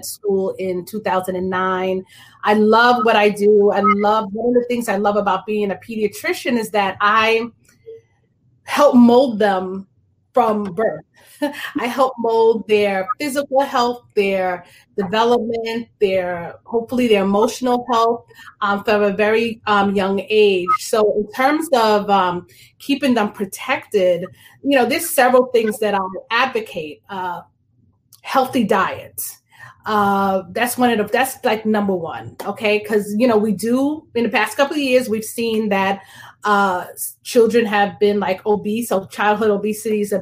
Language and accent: English; Long Island, New York, United States; also born or lived in Brooklyn, New York; I was born in Brooklyn, New York. I grew up on Long Island